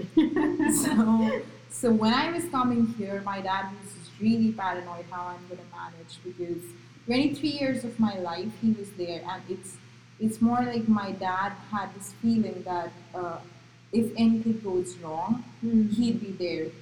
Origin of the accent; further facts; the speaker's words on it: Gujarat, India; first language Marathi; English is a second language; moved away as an adult; also born or lived in Maharashtra; now in United States; I was born in Maharashtra but brought up in Gujarat